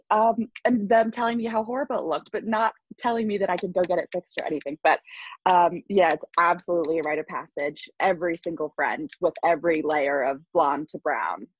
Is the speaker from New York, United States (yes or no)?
yes; Long Island, New York, United States; I'm from Long Island